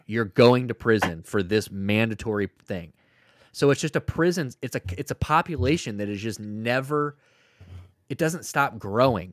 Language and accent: English; St. Louis, Missouri, United States; I'm from Saint Louis, Missouri